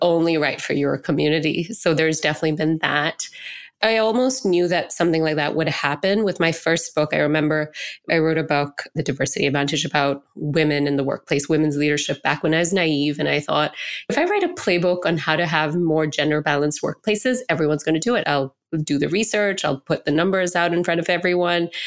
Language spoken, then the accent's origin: English; Singapore; I grew up in Singapore, which is almost eighty percent Chinese, and I was a minority brown person, you know, an Indian person